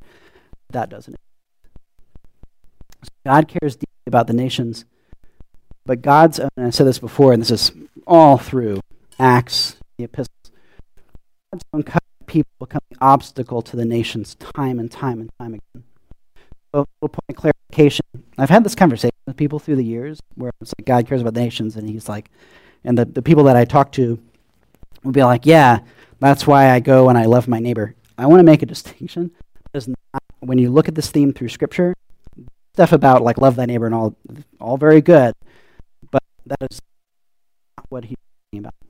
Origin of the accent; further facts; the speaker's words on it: Louisiana, United States; now in Tucson, United States; growing up in Louisiana and then moving to Tucson